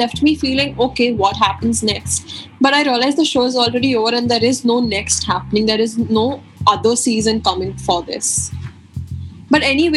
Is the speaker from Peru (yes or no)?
no; India